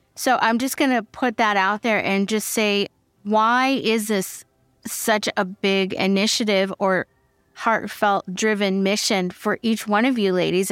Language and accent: English; Fresno, California, United States; I'm from Fresno